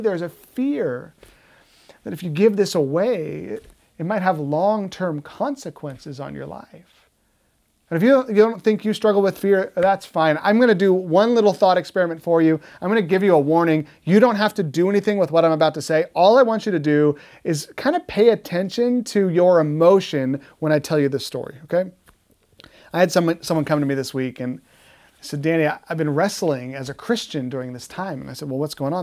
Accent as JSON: {"language": "English", "country": "United States", "said": "Americans love freedom, don't we? That's, that's like our thing. We are the land of the free."}